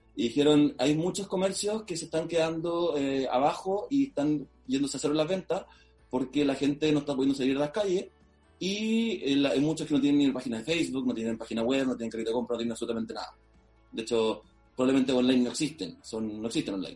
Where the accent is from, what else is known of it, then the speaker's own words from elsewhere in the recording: Maule, Chile; nosotros los tres fundadores somos de la región del Maule, en Chile. ¿Ya? y somos los dos de Talca y uno de Linares.